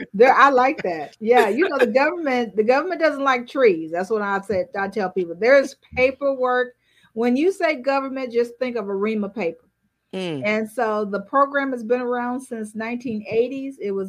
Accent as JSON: {"language": "English", "town": "Dallas", "region": "Texas", "country": "United States", "said": "I hail from Dallas, Texas."}